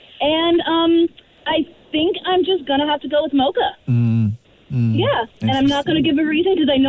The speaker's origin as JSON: {"language": "English", "town": "Corner Brook", "region": "Newfoundland and Labrador", "country": "Canada", "also_born_or_lived": "Toronto", "moved": "as an adult", "lives_now": "Fredericton, Canada", "said": "So I'm from Cornerbrook, Newfoundland."}